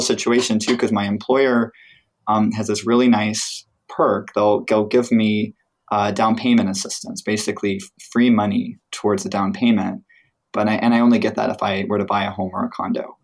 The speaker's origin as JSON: {"language": "English", "region": "Midwest", "country": "United States", "tie": "born or raised there", "moved": "yes", "lives_now": "California, United States", "said": "I grew up in the Midwest, where things were not expensive at all"}